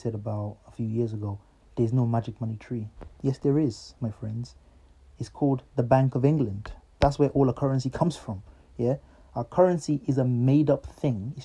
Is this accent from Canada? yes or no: no; Nigeria; moved away; I grew up in Nigeria